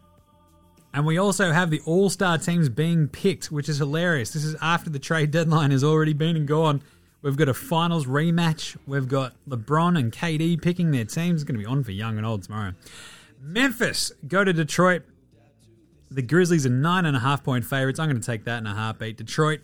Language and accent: English; Australia; we Aussie fans